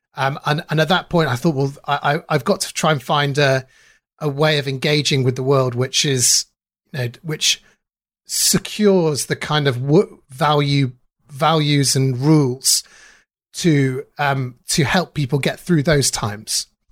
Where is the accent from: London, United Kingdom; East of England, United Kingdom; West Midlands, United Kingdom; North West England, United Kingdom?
North West England, United Kingdom; Manchester; I grew up in Manchester, um, in South Manchester